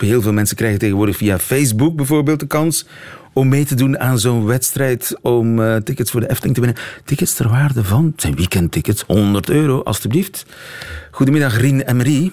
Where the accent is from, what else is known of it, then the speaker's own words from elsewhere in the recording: Belgium; bij ons niet zo bekend in België